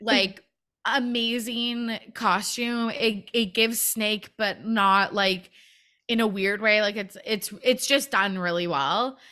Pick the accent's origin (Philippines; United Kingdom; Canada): Canada; I'm from Canada